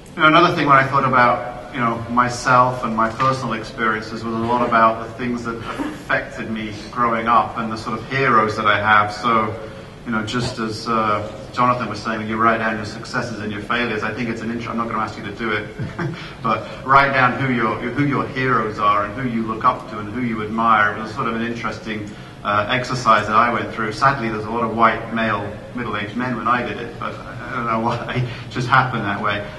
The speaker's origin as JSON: {"language": "English", "country": "United Kingdom", "also_born_or_lived": "United States / Italy / Canada", "moved": "as an adult", "lives_now": "Florida, United States", "said": "I'm a Brit I, um, originally from the UK, but I've uh, had the pleasure of living and working in, in many different countries now."}